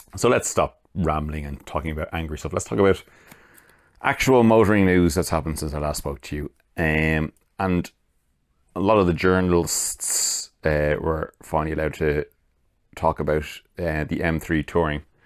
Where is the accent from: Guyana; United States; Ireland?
Ireland; I'm Irish